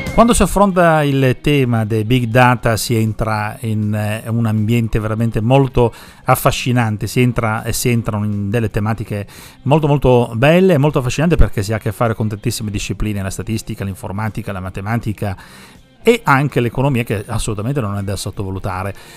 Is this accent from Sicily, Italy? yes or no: yes; Sicily, Italy; now in Parma, Italy; tanti ragazzi di origine siciliana come me